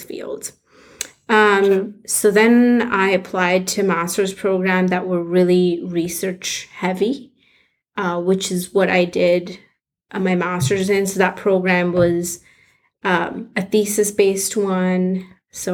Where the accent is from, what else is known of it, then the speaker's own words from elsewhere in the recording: India; moved away as an adult; also born or lived in Minnesota; I grew up in India, and in high school, I really wanted to go to med school